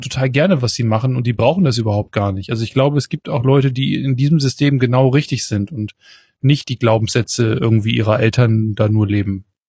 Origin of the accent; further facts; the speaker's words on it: Northern Germany, Germany; accent: nordischer Zungenschlag (northern German); du hast so einen nordischen, so einen nordischen Zungenschlag drauf